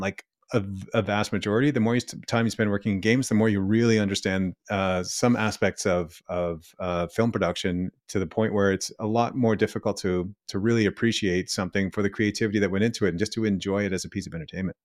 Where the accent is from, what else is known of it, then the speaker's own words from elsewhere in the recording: Ottawa, Ontario, Canada; moved away as an adult; also born or lived in Vancouver; me coming back to my hometown